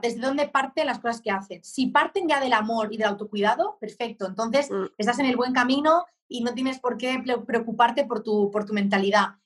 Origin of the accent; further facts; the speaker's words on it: Barcelona, Catalonia, Spain; moved away as an adult; now in Murcia, Spain; con 23 años me mudé a Murcia, yo soy de Barcelona